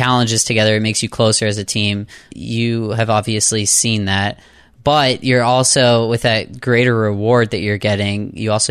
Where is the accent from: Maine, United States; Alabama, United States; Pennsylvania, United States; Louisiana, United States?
Pennsylvania, United States; Pittsburgh; I grew up in Pittsburgh, Pennsylvania